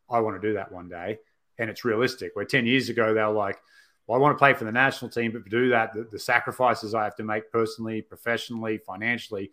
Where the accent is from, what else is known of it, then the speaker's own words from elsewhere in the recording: Australia; growing up in Australia